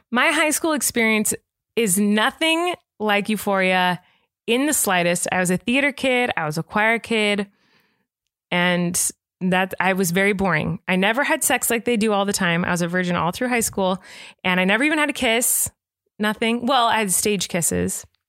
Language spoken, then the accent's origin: English; California, United States; I grew up in California.